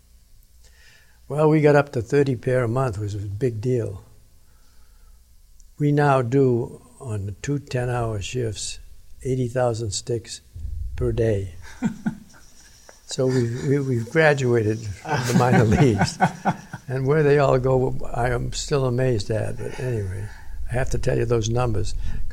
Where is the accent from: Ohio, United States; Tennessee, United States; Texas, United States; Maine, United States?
Maine, United States; moved away; I'm from Maine, and we hunt when we were kids, we go hunting.